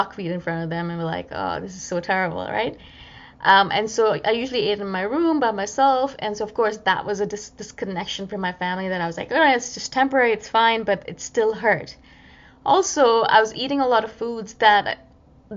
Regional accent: India; being an Indian and loving my spices

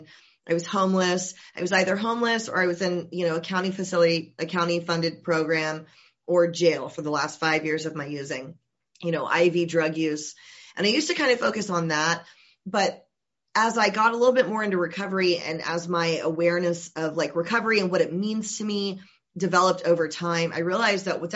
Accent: Georgia, United States; I'm originally from Georgia

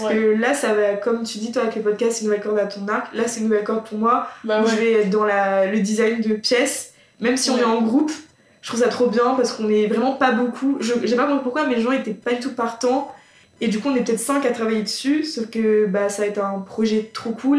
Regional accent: Somme, Hauts-de-France, France; je viens de la campagne, je viens euh, de la Somme, milieu très agricole également

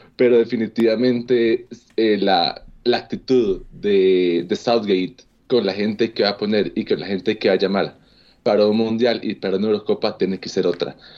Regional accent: Costa Rica; a mí como costarricense

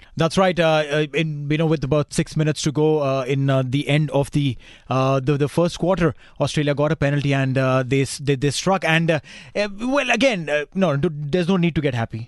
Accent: India; moved away as an adult; growing up in India playing sport

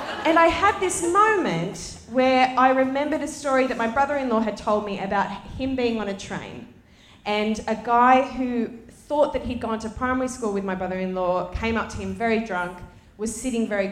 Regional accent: Sydney, New South Wales, Australia; I grew up in Western Sydney. I went to school in Western Sydney

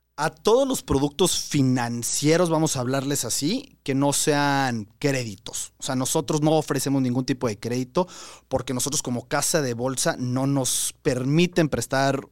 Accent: Mexico; nosotros tenemos como mexicanos

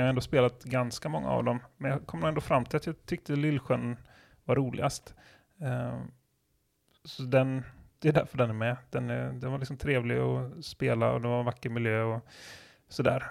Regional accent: southern Sweden, Sweden; vi är från södra Sverige

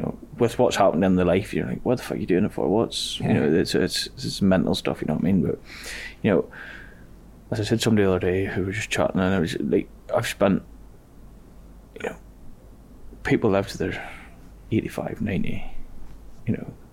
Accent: Ballymoney, Northern Ireland, United Kingdom; We're from a small town in Ballymoney

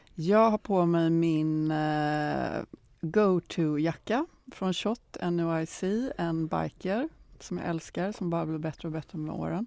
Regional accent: Gothenburg, Västra Götaland, Sweden; jag kommer från Göteborg

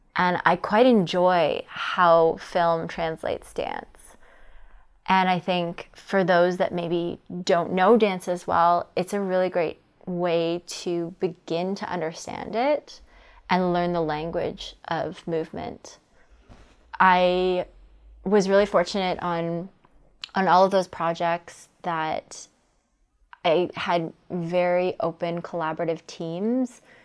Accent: Toronto, Ontario, Canada; I'm from Toronto.

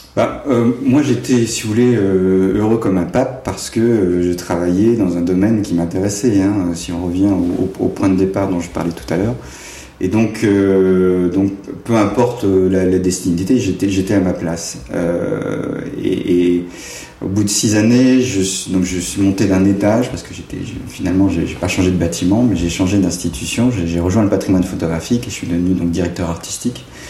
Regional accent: Cherbourg, Normandy, France; je suis né à Cherbourg euh, et mon enfance et mon adolescence s'est passée tout à fait en dehors du cadre euh, artistique

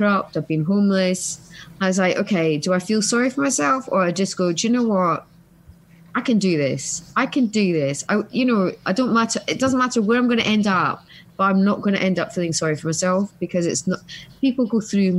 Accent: Scotland, United Kingdom; I'm Scottish

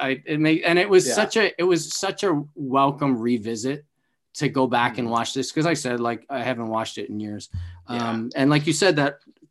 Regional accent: Canada; me growing up in Canada with Much Music

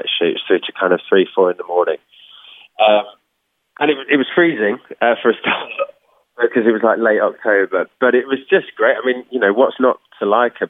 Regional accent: Birmingham, West Midlands, United Kingdom; I'm from Birmingham originally

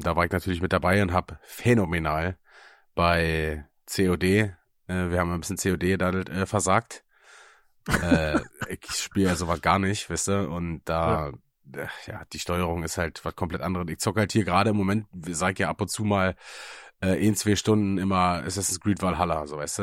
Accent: Germany; moved away; aus Münchenberg, weißt du, da wo ich herkomme

